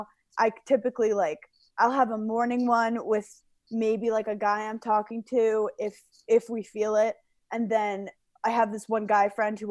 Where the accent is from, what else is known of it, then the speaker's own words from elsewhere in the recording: New York City, New York, United States; now in Long Island, United States; I'm from New York City. I love New York City.